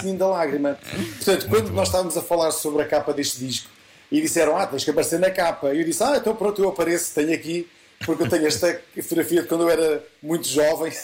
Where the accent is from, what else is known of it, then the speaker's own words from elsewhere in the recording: Leiria, Leiria District, Portugal; a Filarmónica dos Marrazes, que é a Filarmónica da minha terra